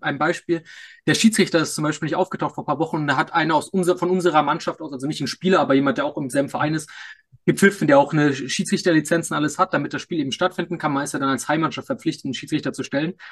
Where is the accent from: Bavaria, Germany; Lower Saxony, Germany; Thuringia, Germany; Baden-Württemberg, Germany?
Bavaria, Germany; Munich; als, als Münchner natürlich ein großer Bayern-Fan